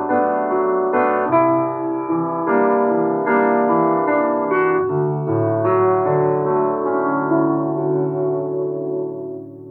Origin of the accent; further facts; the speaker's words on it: United States; as an American, I grew up with this idea